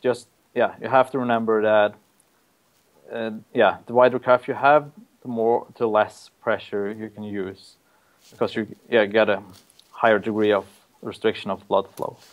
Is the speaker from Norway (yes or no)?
yes; Norway; moved away as an adult; now in Auckland, New Zealand; I'm from Norway